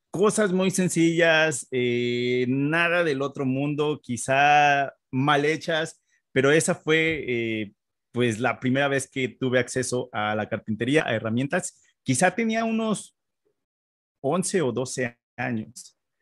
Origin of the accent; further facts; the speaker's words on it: Mexico City, Mexico; moved away as an adult; now in Canada; yo nací en la Ciudad de México